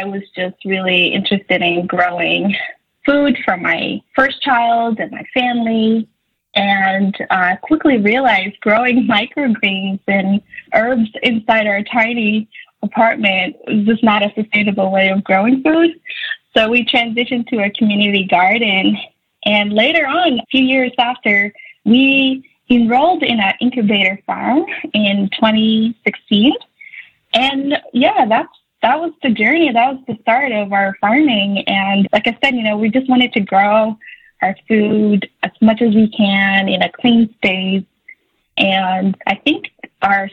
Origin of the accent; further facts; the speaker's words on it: Somalia; also born or lived in Buffalo, New York / Virginia / North Carolina; now in Minnesota, United States; growing up in Somalia